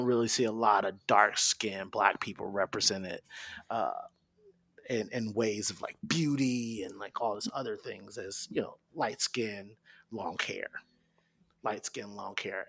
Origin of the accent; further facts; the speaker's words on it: Detroit, Michigan, United States; I'm from Detroit. I'm not from the suburbs